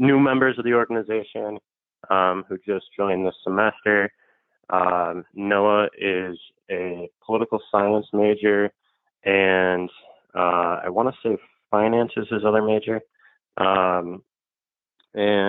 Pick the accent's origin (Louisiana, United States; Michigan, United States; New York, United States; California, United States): California, United States; I'm actually from California